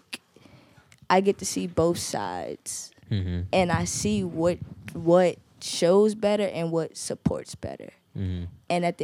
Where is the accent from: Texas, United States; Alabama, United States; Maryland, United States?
Maryland, United States; Baltimore; I'm from East Baltimore